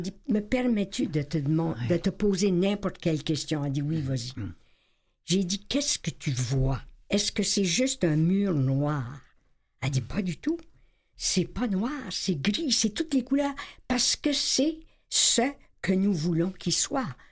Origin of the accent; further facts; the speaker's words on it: Acadia, Canada; j'étais invitée en tant qu'Acadienne